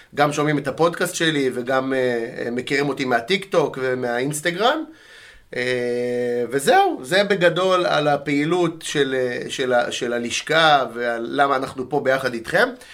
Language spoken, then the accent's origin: Hebrew; Netanya, Central District, Israel; moved away as an adult; now in Petah Tikva, Israel; גדלתי בנתניה